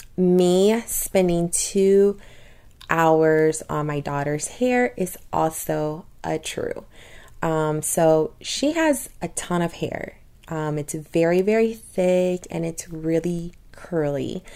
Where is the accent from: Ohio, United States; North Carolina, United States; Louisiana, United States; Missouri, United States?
Louisiana, United States; I tell him Louisiana